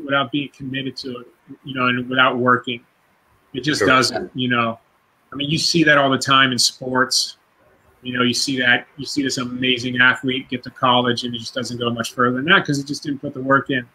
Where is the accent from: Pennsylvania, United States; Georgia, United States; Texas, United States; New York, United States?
Pennsylvania, United States; Pittsburgh; now in California, United States; opening up a martial arts school in my hometown of Pittsburgh